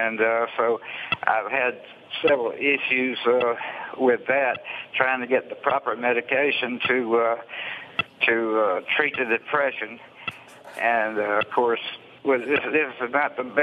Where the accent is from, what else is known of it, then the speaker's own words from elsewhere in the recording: Alabama, United States; I'm from Alabama